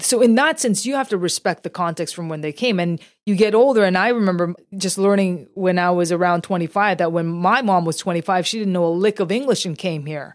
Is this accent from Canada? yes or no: yes; Canada; as a Canadian Asian, born here, but still with a very deep roots in my Korean heritage